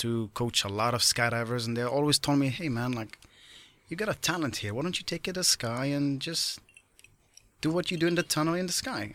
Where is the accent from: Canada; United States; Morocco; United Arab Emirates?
Morocco; moved away as an adult; as a kid growing up in Morocco